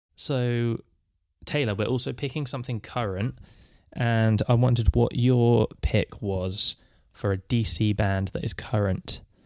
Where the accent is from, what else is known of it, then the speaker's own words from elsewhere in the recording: England, United Kingdom; I'm from England